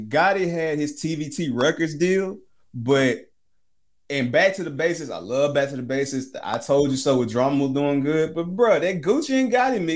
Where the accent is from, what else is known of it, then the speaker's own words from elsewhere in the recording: Memphis, Tennessee, United States; I'm from Memphis